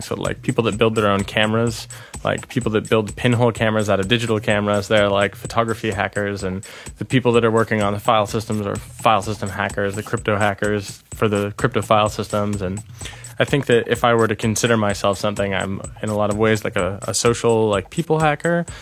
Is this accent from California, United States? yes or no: yes; a town near San Francisco, California, United States; moved away as an adult; now in Toronto, Canada; I'm originally from a town near San Francisco in California